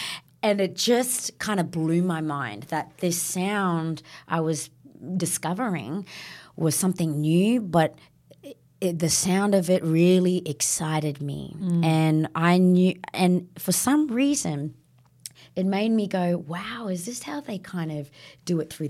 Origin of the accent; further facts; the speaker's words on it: Northern Territory, Australia; Yeah, so growing up in the NT